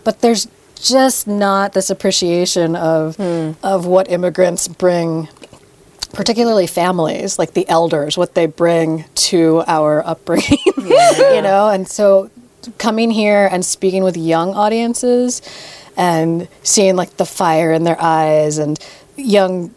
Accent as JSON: {"language": "English", "town": "New York City", "region": "New York", "country": "United States", "tie": "born or raised there", "said": "growing up in New York City"}